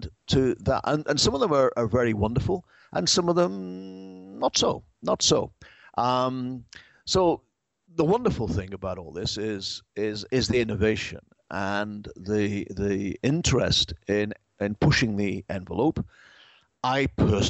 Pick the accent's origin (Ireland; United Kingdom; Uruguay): United Kingdom; England; now in United States; I'm English